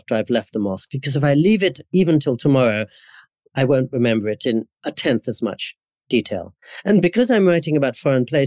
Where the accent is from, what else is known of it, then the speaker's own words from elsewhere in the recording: England, United Kingdom; also born or lived in India / California, United States; now in Japan; growing up in Anglican schools in England